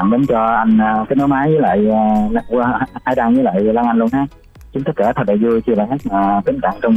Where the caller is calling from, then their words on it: My Tho, Tiền Giang, Vietnam; gọi đến đường Mỹ Tho Tiền Giang